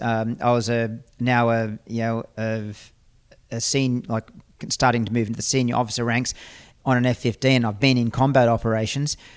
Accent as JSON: {"language": "English", "country": "Australia", "said": "as an Australian citizen"}